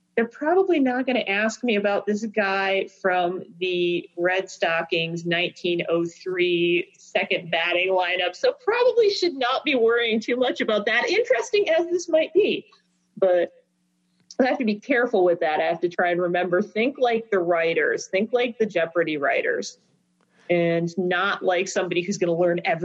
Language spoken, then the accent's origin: English; Trenton, Michigan, United States; I grew up in Trenton, so down river suburbs, down near the mouth of the Detroit River and Lake Erie. So I grew up listening to Detroit radio, Canadian radio. Apparently, when I'm in Canada, my accent is sufficiently Ontario.